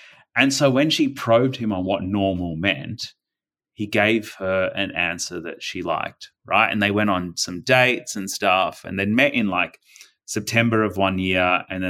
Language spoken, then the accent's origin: English; Delhi, India; born there; And then I was born just outside of Delhi, New Delhi in India.